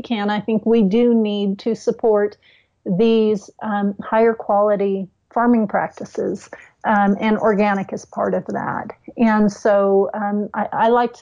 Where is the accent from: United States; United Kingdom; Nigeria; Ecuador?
United States; California; I grew up in California, and I grew up in farming communities